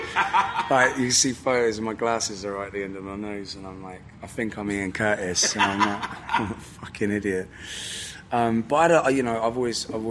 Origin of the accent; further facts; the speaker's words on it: Newport, Wales, United Kingdom; also born or lived in Devon; now in Bristol, United Kingdom; I was born in South Wales, in Newport